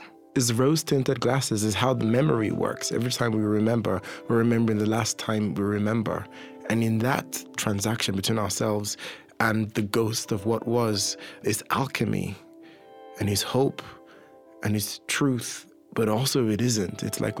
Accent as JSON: {"language": "English", "town": "Dublin", "region": "Leinster", "country": "Ireland", "tie": "born or raised there", "accent": "smorgasbord", "said": "And then I grew up watching American television. So my accent is this inflection, is this smorgasbord of all of them. And a lot of Trinidadians think I sound Trini, but I'm not. I'm just Irish, Nigerian, English and American."}